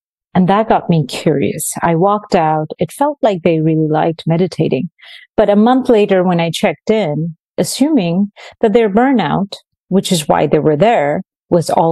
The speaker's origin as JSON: {"language": "English", "country": "India", "tie": "born or raised there", "also_born_or_lived": "Venezuela", "moved": "yes", "lives_now": "New York, United States", "said": "I grew up mostly in India, a few years in Venezuela"}